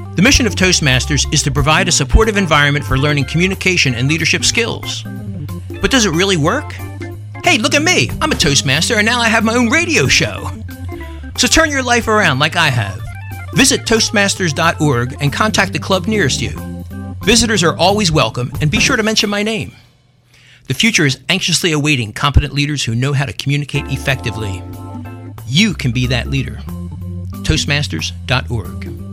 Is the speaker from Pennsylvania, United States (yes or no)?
yes; Philadelphia, Pennsylvania, United States; accent: Philadelphia; I'm from North Philly.